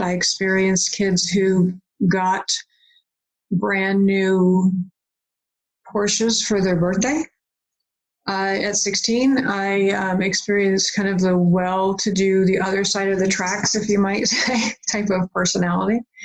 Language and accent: English; West Virginia, United States; I grew up in West Virginia